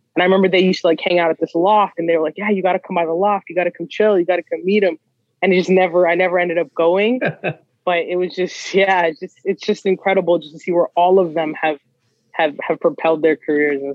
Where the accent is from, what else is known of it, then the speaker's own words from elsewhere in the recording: Toronto, Ontario, Canada; a kid from Scarborough